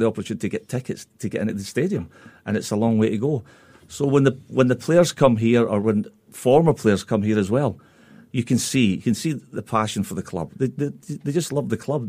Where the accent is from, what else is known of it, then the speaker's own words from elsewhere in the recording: Scotland, United Kingdom; being a Scotsman